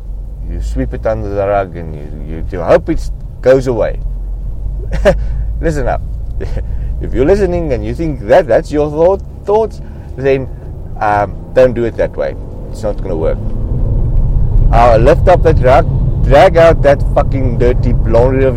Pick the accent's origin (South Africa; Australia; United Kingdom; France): South Africa; I am from South Africa